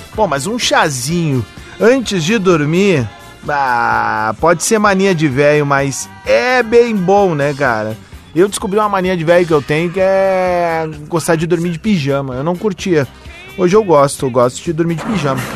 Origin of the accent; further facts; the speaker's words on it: Porto Alegre, Rio Grande do Sul, Brazil; sou de Porto Alegre